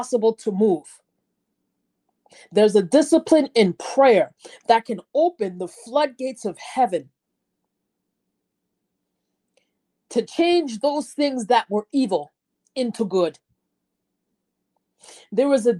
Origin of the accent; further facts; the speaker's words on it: United States; growing up in America